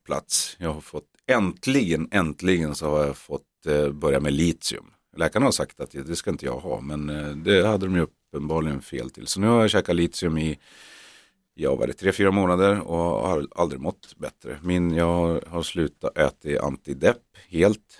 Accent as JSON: {"language": "Swedish", "region": "Norrland", "country": "Sweden", "said": "vi är norrlänningar"}